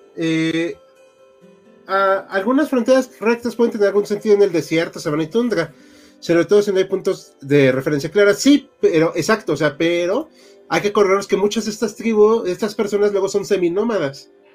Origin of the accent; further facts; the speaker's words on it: Mexico; como mexicano en México